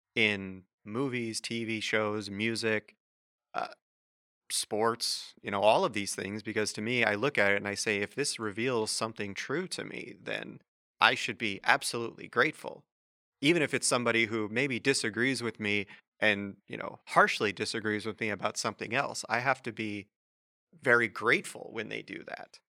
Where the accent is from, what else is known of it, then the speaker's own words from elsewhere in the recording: Wichita, Kansas, United States; moved away; I'm originally from Kansas, and uh, in high school at, in, uh, Wichita, where I'm from